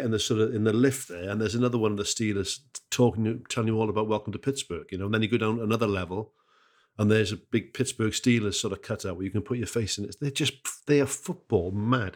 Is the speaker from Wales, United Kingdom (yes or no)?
yes; Wales, United Kingdom; as a Welsh bloke, uh, who's, who's, you know, family are from the Welsh valleys